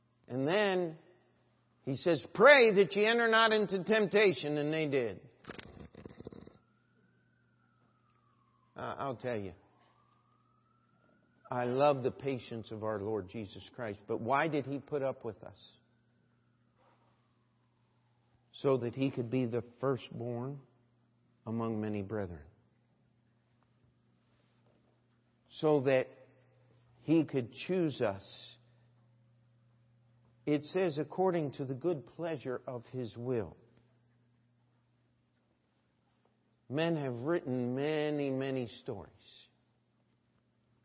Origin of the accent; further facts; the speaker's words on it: Carroll County, Maryland, United States; I grew up in Carroll County, Maryland